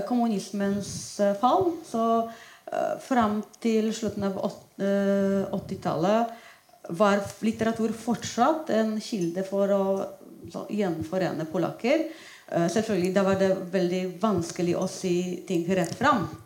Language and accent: Norwegian; Poland; Norwegian is a second language; now in Norway; jeg flyttet ut fra Polen for 14 år siden, og allerede da var en aksjon påbegynt.